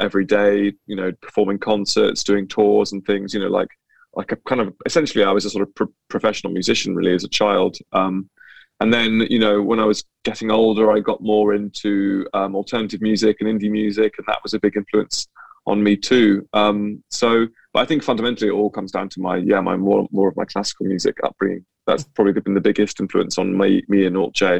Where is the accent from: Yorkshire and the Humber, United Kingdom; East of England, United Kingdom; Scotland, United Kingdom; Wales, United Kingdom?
East of England, United Kingdom; near Cambridge; I grew up uh, it just just near Cambridge, so um, yeah, in the east of England.